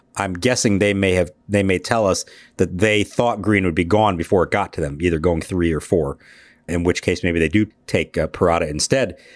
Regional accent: Phoenix, Arizona, United States; also born or lived in Pittsburgh; I was born in Pittsburgh, uh, and even though I grew up in Phoenix

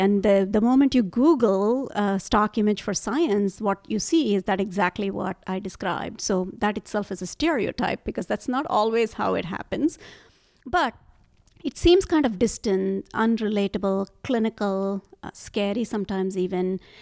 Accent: India; moved away; So, I grew up in India

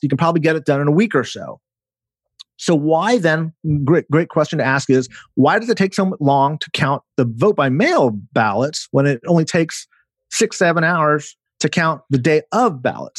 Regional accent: California, United States; my home state of California

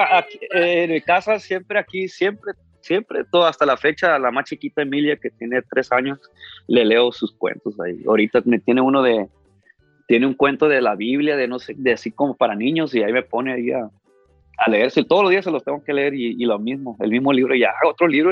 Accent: Ciudad Obregón, Sonora, Mexico; now in Los Angeles, United States; yo nací aquí en Los Ángeles, pero desde muy chiquito, desde como 3, 4 años me llevaron a México, y prácticamente crecí en Ciudad Obregón, Sonora toda mi vida

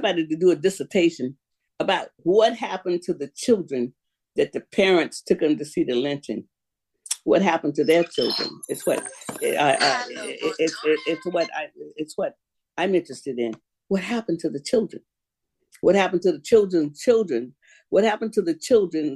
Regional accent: Florida, United States; I'm from Florida now.

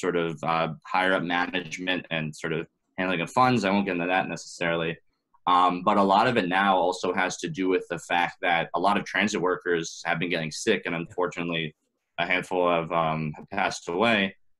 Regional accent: New York City, New York, United States; also born or lived in Boston; I was uh, born and raised in New York, uh, in Manhattan, actually

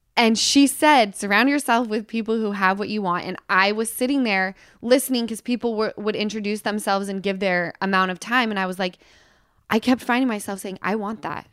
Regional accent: Utah, United States; I come from Utah

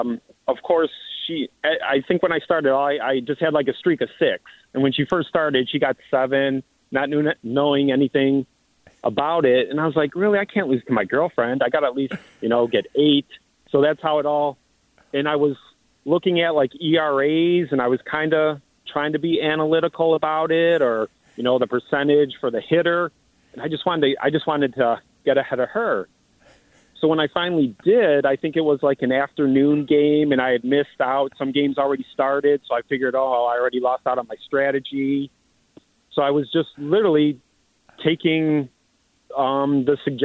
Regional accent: Cleveland, Ohio, United States; we're from Cleveland

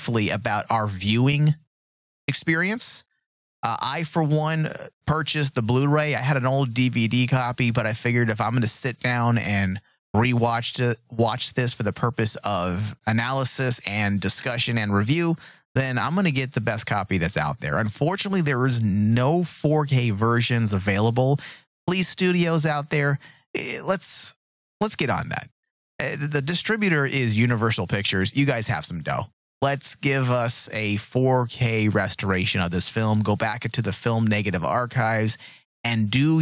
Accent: Tucson, Arizona, United States; I grew up in Old Tucson

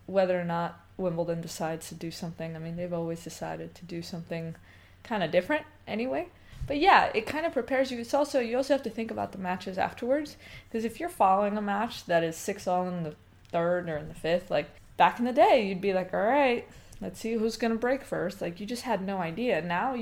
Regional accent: United States; as an American player

